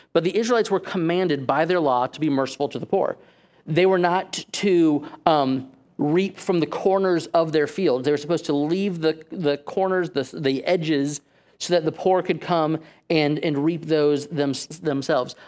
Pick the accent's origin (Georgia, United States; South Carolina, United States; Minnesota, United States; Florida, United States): Florida, United States; Safety Harbor; that church just so happened to be in my hometown.